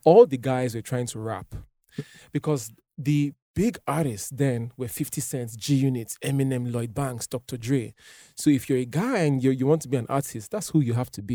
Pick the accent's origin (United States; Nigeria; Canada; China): Nigeria